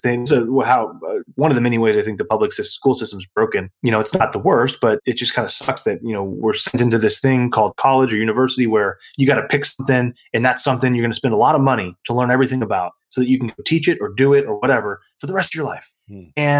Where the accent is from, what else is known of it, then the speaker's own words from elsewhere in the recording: San Antonio, Texas, United States; also born or lived in San Marcos, Texas; I grew up there.